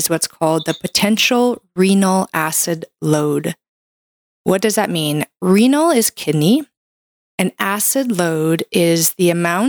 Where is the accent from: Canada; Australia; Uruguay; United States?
Canada; I'm a Canadian medical doctor